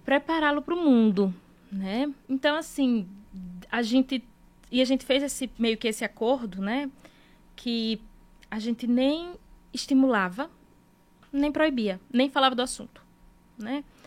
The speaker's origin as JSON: {"language": "Portuguese", "region": "Northeast Region", "country": "Brazil", "said": "A gente é nordestino"}